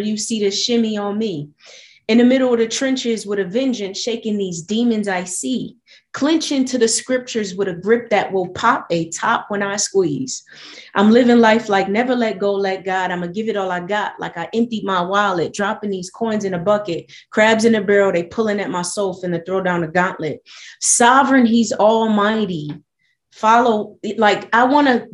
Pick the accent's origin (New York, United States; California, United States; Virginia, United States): New York, United States; Buffalo; I was born and raised in Buffalo, New York.